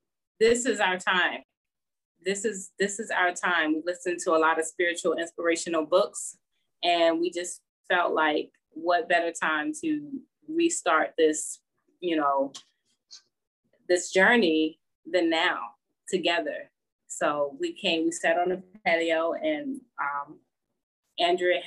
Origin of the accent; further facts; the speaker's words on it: Baltimore, Maryland, United States; moved away as an adult; now in Nevada, United States; I was born and raised in Baltimore, Maryland.